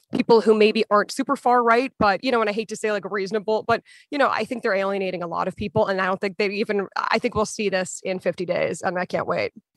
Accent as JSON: {"language": "English", "region": "Massachusetts", "country": "United States", "tie": "born or raised there", "moved": "yes", "said": "I'm from Massachusetts originally"}